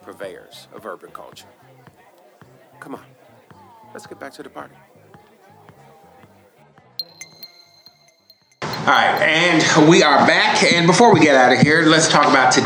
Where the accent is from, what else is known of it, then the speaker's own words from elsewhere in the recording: Chicago, Illinois, United States; I grew up in Chicago